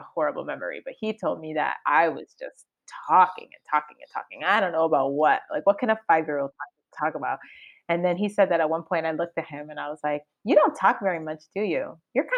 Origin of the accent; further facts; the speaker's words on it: Cambridge, Massachusetts, United States; first language Spanish; English is a second language; also born or lived in Boston; I was raised originally in Cambridge, like the Cambridge area